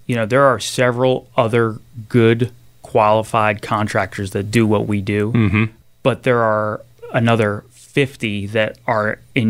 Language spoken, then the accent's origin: English; Pennsville, New Jersey, United States; Sure. I grew up in Salem County, New Jersey, all the way down by the Delaware Memorial Bridge in a town called Pennsville.